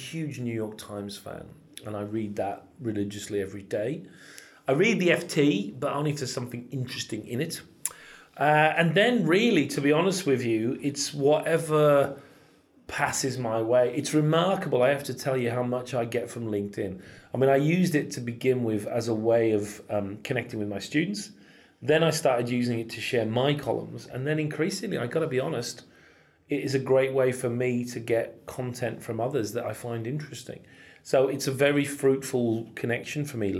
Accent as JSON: {"language": "English", "area": "Cumberland", "region": "North West England", "country": "United Kingdom", "said": "I'm a Cumbrian. I'm from Cumberland"}